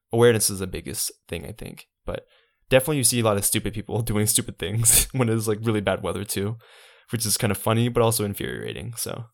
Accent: Savannah, Georgia, United States; I'm from Savannah

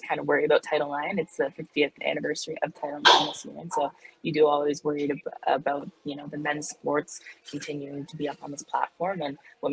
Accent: Hamilton, Ontario, Canada; moved away as an adult; now in Madison, United States; growing up in Ontario, like, I lived in a big city, like, I lived in Hamilton, and so it has 500,000 people

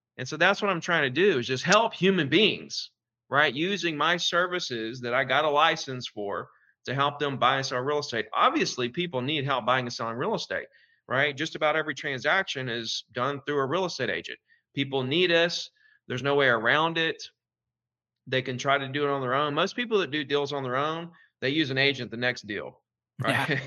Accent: Gulf Shores, Alabama, United States; in Gulf Shores, February 10th in my hometown

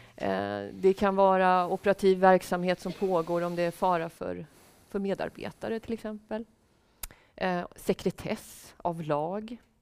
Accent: Sweden; also born or lived in Russia / Canada / Finland; vi som svenskar

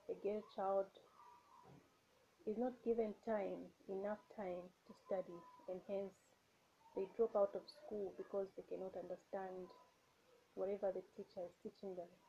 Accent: Zambia; Hi everyone … I'm from Zambia.

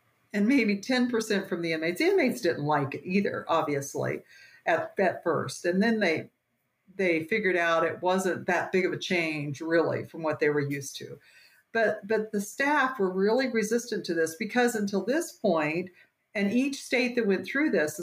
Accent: Western Kansas, United States; moved away as an adult; now in Colorado, United States; I grew up in Western Kansas

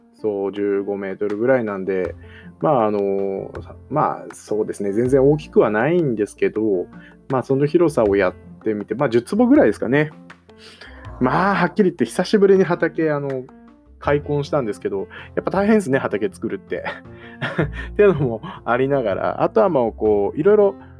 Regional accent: Koshigaya, Saitama, Japan; 地元の埼玉の越谷というところで

